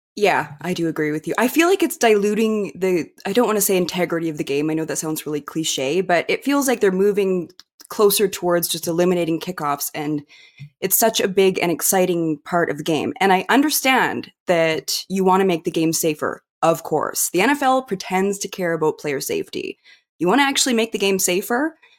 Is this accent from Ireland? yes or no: no; Kimberley, British Columbia, Canada; in Kimberley, my small town